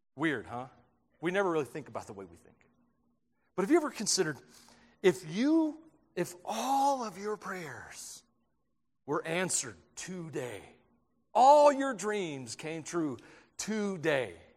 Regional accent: Tennessee, United States; moved away; I grew up in Tennessee

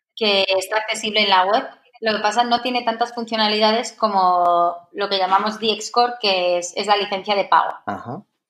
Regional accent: Madrid, Community of Madrid, Spain; also born or lived in Valencia; yo soy de Madrid, nací aquí.

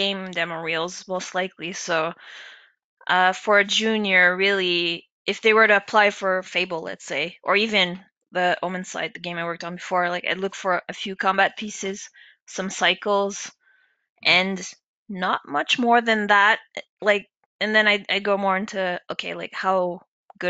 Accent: Canada; moved away as an adult; now in United Kingdom; I work in the UK, but I'm a Canadian

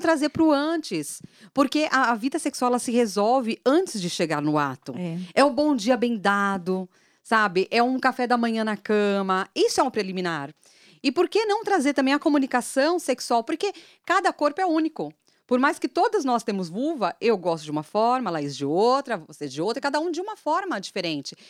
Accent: São Paulo, Brazil; moved away; eu sou de São Paulo

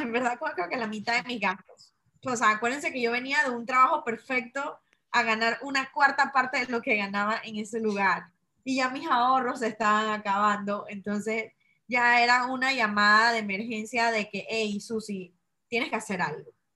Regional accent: Chitré, Herrera, Panama; moved away; pandemia me agarra en mi ciudad natal. Yo nací en una ciudad que se llama Chitré, que está a tres horas y media de Panamá

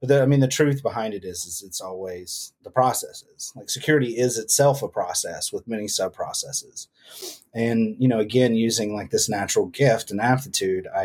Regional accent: United States; accent: country; my country accent

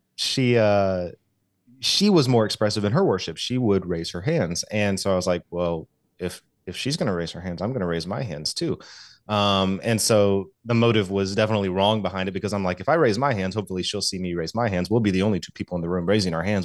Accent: Southeast, United States; I grew up in, in the Southeast, um, Southern Baptist

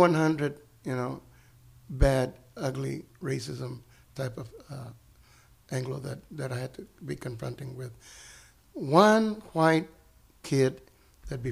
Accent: Temple, Texas, United States; English is a second language; my hometown Temple

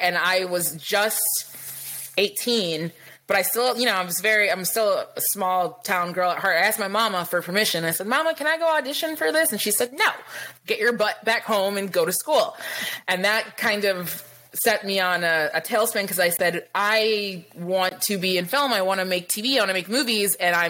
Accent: Lansing, Michigan, United States; also born or lived in New York; now in California, United States; So I was raised in Lansing. I was born in New York. My sister was born in LA. My mom's an immigrant from Belize. And she settled in Lansing

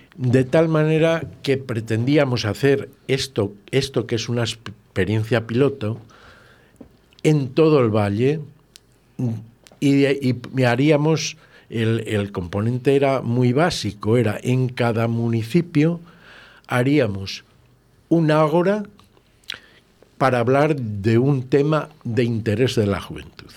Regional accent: Villalar de los Comuneros, Castile and León, Spain; ser alcalde de mi pueblo

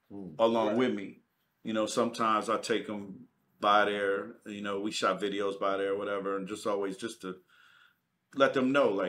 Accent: Detroit, Michigan, United States; I grew um, up in uh Coney Gardens.

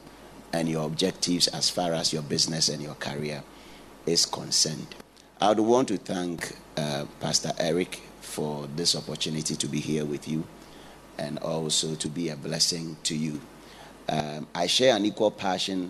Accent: Ghana; now in United Kingdom; I'm a Ghanaian.

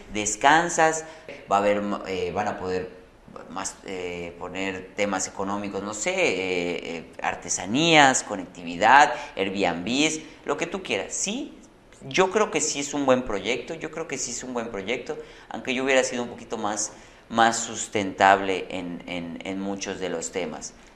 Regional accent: Yucatán, Mexico; como yucateco

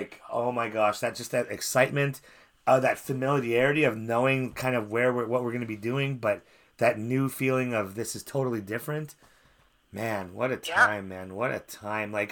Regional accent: Canada

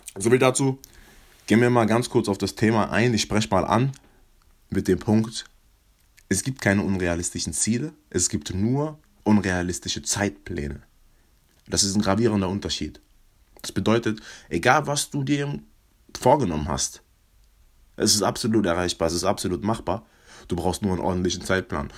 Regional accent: Mannheim, Baden-Württemberg, Germany; Ich komme aus Mannheim

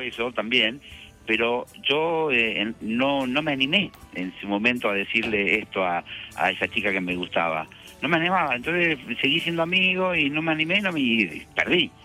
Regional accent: Argentina; nosotros los argentinos

